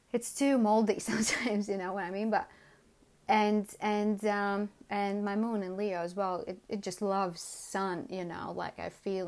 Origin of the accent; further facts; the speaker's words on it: Latvia; moved away as an adult; now in London, United Kingdom; I was born in Latvia